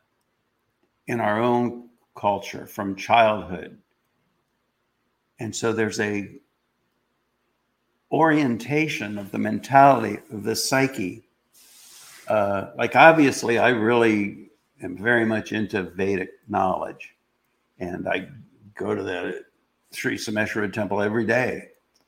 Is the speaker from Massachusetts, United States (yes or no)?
no; Columbus, Ohio, United States; I grew up in Columbus, Ohio